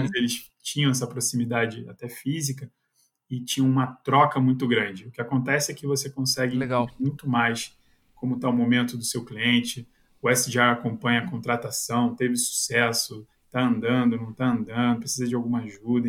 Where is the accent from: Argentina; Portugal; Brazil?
Brazil; Rio de Janeiro; accent: carioca chiado; moved away as an adult; now in São Paulo, Brazil; sou carioca